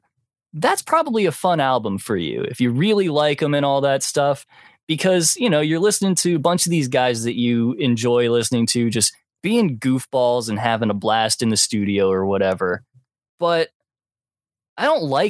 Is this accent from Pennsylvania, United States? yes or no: yes; Pittsburgh area, Western Pennsylvania, United States; Western PA, around the Pittsburgh-ish area